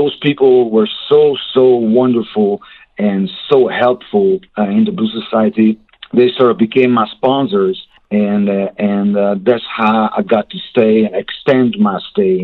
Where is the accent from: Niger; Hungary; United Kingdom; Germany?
Hungary; English is a second language; moved away as an adult; also born or lived in Memphis, United States; now in United States